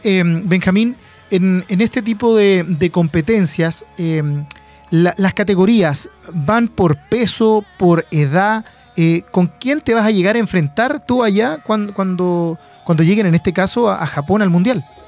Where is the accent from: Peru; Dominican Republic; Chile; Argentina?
Chile; Penco, Biobío; Penco es amor, mi tierra de allá, nacido y criado en Penco City.